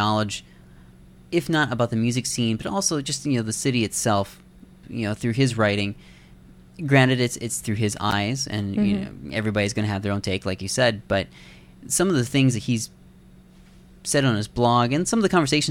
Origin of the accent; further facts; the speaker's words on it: Iowa, United States; now in Canada; I'm an Iowa farm boy